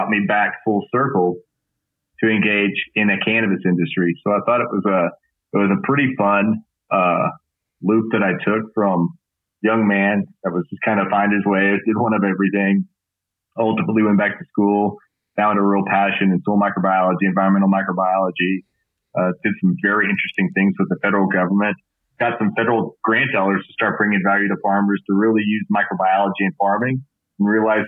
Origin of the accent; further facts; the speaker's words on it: West Texas, United States; I grew up in West Texas